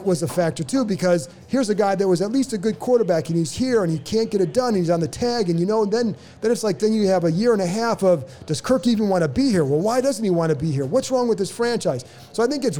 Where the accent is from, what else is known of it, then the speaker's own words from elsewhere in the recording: Cleveland, Ohio, United States; moved away; I come from Cleveland